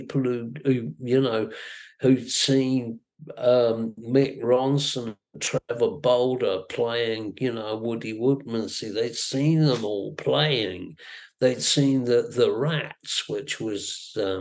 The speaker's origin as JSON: {"language": "English", "town": "Brighton", "region": "South East England", "country": "United Kingdom", "tie": "born or raised there", "also_born_or_lived": "Newhaven, Sussex / Hull / Bristol", "moved": "as an adult", "said": "I was born in New Haven in Sussex, and I grew up just outside of Brighton"}